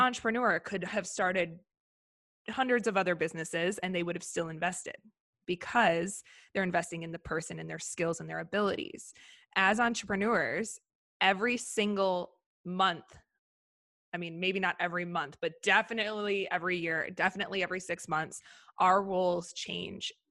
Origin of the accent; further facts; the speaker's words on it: Minneapolis area, Wisconsin, United States; moved away as an adult; also born or lived in Miami / Tokyo; now in Los Angeles, United States; I grew up in Minneapolis area, Wisconsin, but right on the border